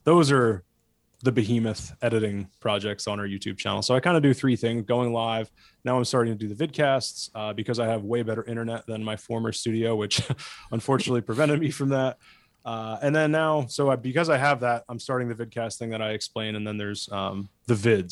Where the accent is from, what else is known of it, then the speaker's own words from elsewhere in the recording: New Jersey, United States; moved away; I grew up in Jersey suburbs and not, like, close to the city, hip Jersey suburbs.